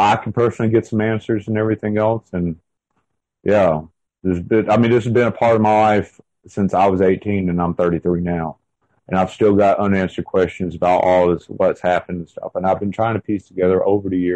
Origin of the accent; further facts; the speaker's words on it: the South, United States; accent: Southern; also born or lived in South Carolina / North Carolina; you have to excuse my accent and everything because I am from the South